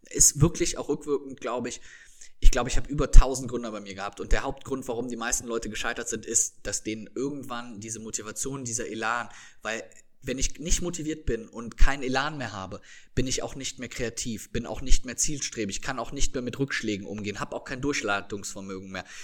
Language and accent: German; Rhineland, Germany; Bei uns im Rheinland sagt man immer, meine Oma sagt immer